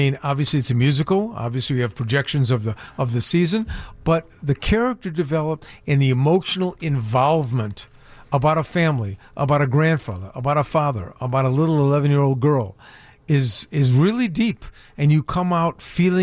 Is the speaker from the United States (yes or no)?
yes; Chicago, Illinois, United States; I grew up on the north side of Chicago in an area called West Rogers Park.